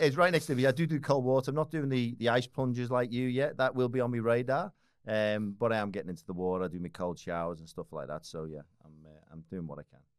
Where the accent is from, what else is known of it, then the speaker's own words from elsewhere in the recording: Liverpool, North West England, United Kingdom; moved away as an adult; now in Australia; I was, uh, born and raised in Liverpool